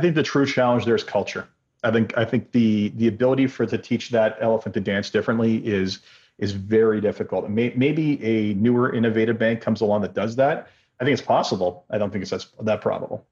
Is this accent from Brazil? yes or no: no; Canada; being Canadian